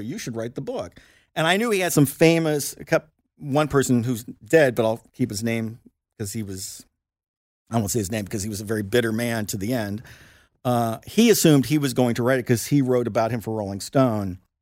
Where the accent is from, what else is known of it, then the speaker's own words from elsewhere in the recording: Lawrence, Indiana, United States; moved away; I'm from Lawrence, Indiana